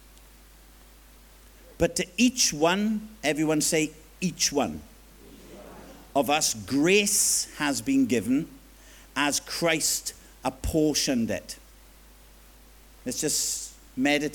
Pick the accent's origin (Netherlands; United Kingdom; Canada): United Kingdom; Swansea, Wales; accent: Swansea Jack; Swansea Jack lingo